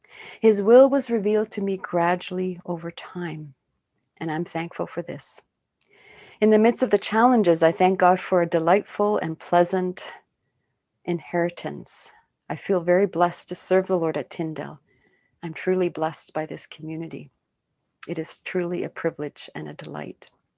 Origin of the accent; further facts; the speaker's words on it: Sweden; born there; I was born in Sweden, and my relatives in Sweden often hold family reunions.